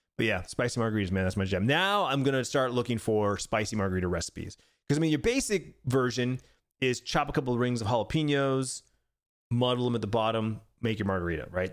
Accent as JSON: {"language": "English", "region": "Arizona", "country": "United States", "tie": "born or raised there", "said": "Born and raised in Arizona, been living here for forty years"}